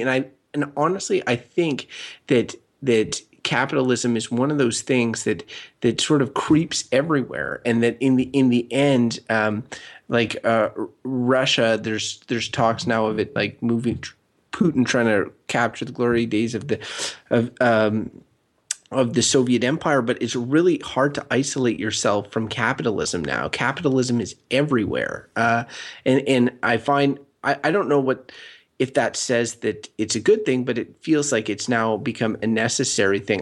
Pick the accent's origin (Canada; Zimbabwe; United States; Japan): Canada; growing up in Canada